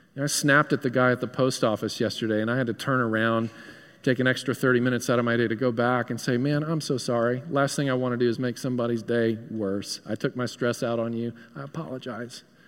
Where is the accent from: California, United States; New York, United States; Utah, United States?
New York, United States; moved away; I hail from New York